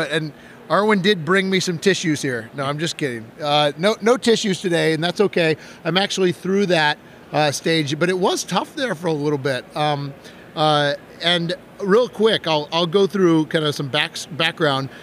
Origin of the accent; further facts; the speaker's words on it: Wisconsin, United States; I'm from Wisconsin